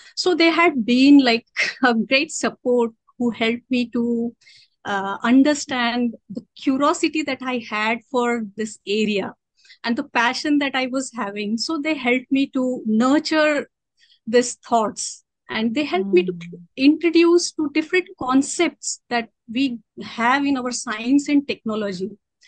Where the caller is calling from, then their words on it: Latur, Maharashtra, India; I am currently located in Latur, Maharashtra.